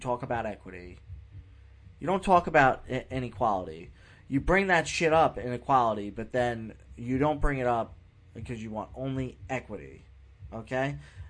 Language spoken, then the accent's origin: English; New York, United States; now in Florida, United States; I live in the state of Florida, so I am allowed to vote here, even though I was born in New York.